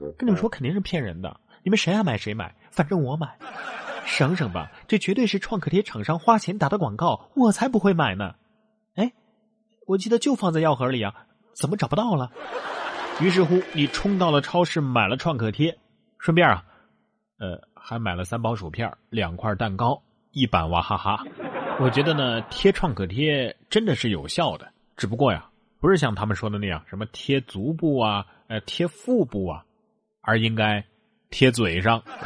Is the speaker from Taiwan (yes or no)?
no; Sichuan, China; 咱们四川人还擅长这个